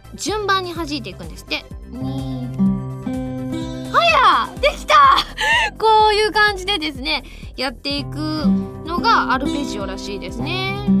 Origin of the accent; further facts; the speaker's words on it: Osaka, Japan; あのうちはあの大阪なので